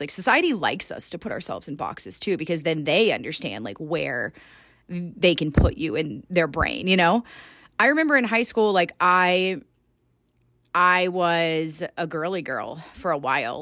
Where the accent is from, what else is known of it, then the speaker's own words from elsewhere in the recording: Georgia, United States; moved away as an adult; now in Salt Lake City, United States; born and raised in Georgia